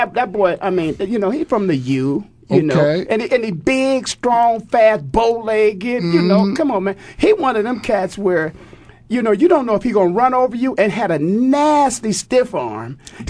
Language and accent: English; Canton, Ohio, United States; I'm from Canton, Ohio, true.